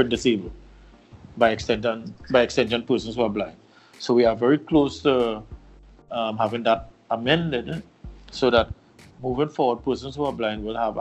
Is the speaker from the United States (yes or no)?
no; Mayaro, Trinidad & Tobago; born 1968, 23rd of July, in a small village in Mayaro, that's in the east of the island